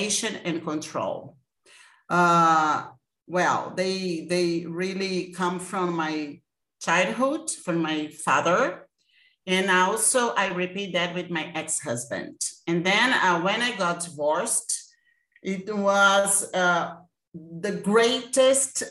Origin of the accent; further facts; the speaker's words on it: Brazil; I am from Brazil, this beautiful country